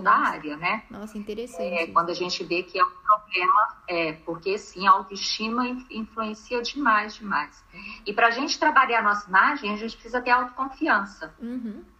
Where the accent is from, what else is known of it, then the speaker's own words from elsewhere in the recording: Minas Gerais, Brazil; eu sou mineira